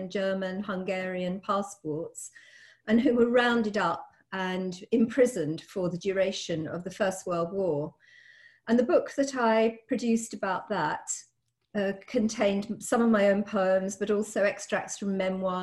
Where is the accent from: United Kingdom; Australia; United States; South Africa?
United Kingdom; Southgate, London; also born or lived in Cardiff; I grew up in Southgate, where I still live